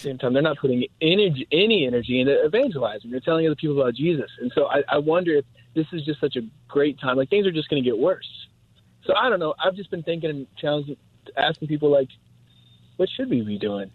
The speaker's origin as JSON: {"language": "English", "country": "United States", "said": "as a American"}